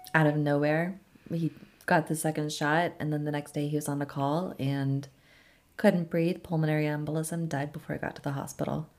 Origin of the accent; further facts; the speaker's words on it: California, United States; moved away as an adult; now in Tennessee, United States; we're from California